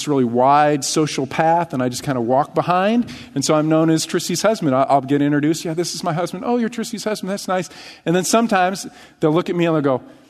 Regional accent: United States; see my American passport, right? I have rights. I'm American.

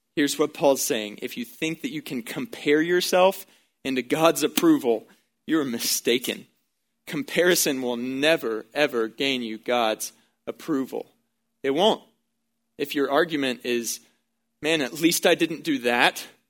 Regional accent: Baytown, Texas, United States; growing up in Baytown, Texas

